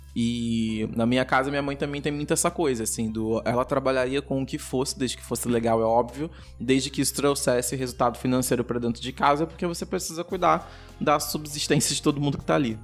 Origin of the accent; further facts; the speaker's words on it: São Gonçalo, Rio de Janeiro, Brazil; moved away as an adult; now in Rio de Janeiro, Brazil; nós três somos de São Gonçalo, que é região metropolitana do Rio de Janeiro. Hoje eu moro no Rio, porque eu trabalho no Rio, mas a minha família é de São Gonçalo